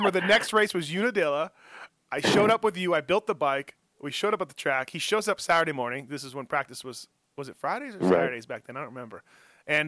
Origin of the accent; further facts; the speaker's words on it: Canada; moved away as an adult; from Canada